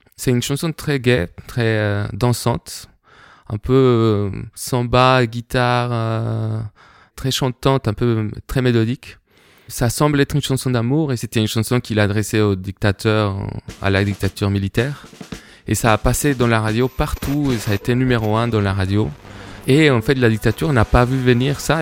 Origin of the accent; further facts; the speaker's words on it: Bogotá, Colombia; French is a second language; moved away; Je suis né et grandi en Colombie, à Bogota, dans différents quartiers